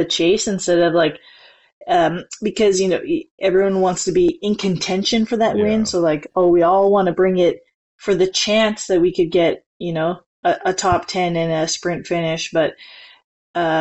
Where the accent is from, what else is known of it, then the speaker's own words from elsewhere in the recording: near Edmonton, Alberta, Canada; the Nationals are near my hometown. They're in Edmonton.